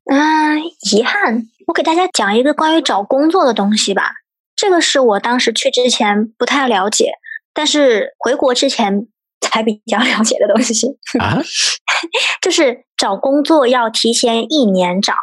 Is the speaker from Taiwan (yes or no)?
no; China; also born or lived in Exeter, United Kingdom; 我们中国人